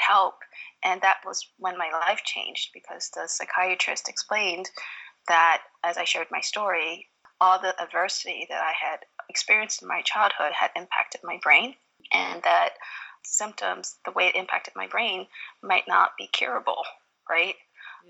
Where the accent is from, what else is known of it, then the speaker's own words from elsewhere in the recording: Philadelphia, Pennsylvania, United States; also born or lived in Vietnam; I was a refugee from Vietnam, growing up in inner city Philadelphia